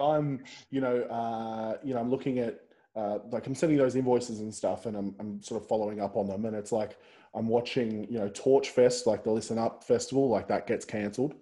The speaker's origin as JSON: {"language": "English", "area": "Central Coast", "region": "New South Wales", "country": "Australia", "said": "I'm actually originally from the Central Coast"}